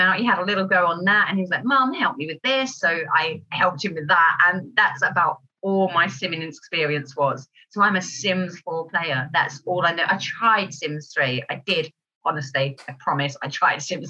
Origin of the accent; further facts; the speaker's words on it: Kent, South East England, United Kingdom; I'm from Kent